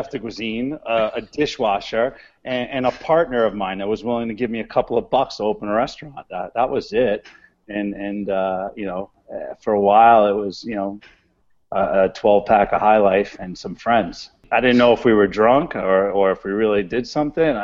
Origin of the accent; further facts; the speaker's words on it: New York City, New York, United States; I'm a kid from the Bronx